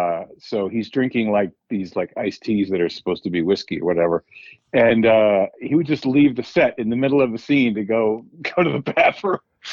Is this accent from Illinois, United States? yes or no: no; New Jersey, United States; now in Los Angeles, United States; I grew up in New Jersey, but I live in Los Angeles now.